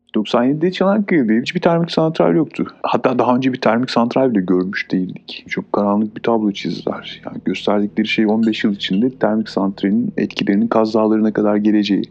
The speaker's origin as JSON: {"language": "Turkish", "town": "Çan", "region": "Çanakkale", "country": "Turkey", "said": "Ben buralıyım. Ee, Çam'ın Karadağ köyü"}